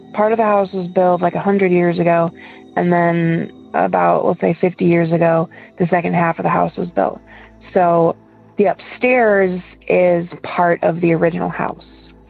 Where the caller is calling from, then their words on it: Ohio, United States; I'm from Ohio.